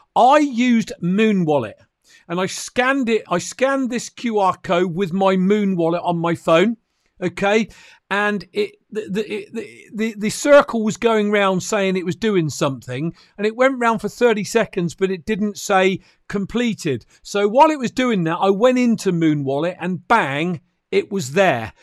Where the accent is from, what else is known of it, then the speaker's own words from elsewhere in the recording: United Kingdom; I'm a Brit